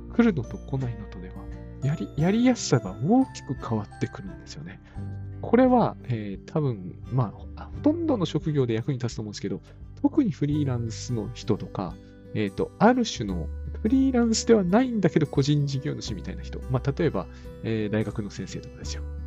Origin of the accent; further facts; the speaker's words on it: Sendai, Miyagi, Japan; moved away; 私の実家だって仙台ですから、同じ東北なんだけど